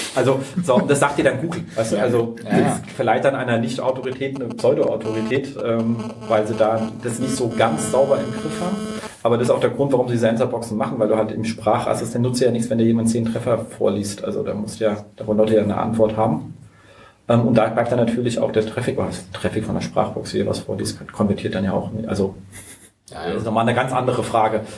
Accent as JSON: {"language": "German", "region": "Berlin", "country": "Germany", "said": "wir sind ja Berliner"}